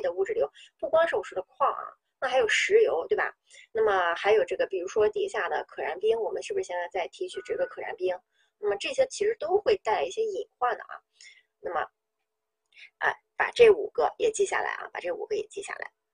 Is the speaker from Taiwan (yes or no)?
no; Northeast China, China; 我们东北人喜欢这个搓澡